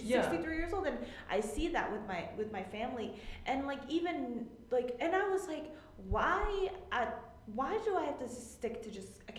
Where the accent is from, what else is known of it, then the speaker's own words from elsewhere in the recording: New York City, New York, United States; I'm from Queens, New York.